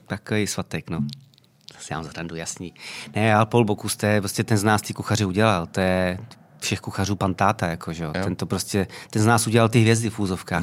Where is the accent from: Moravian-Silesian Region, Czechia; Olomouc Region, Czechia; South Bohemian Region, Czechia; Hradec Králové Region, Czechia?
South Bohemian Region, Czechia; Mladá Vožice; also born or lived in Tábor; já pocházím z Mladé Vožice, což je 20 km od tábora, ale považuji se samozřejmě za táboráka